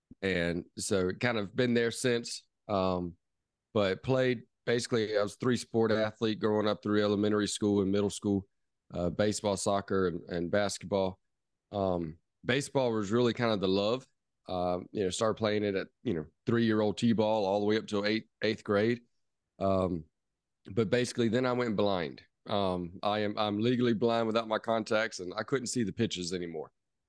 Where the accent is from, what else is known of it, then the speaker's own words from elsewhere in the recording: Charleston, South Carolina, United States; born there; also born or lived in New Orleans; now in Travelers Rest, United States; So a lot of people might not know where Travelers Rest is, where I am currently, but I was born in Charleston, South Carolina, which a lot of people know of. So it was born there.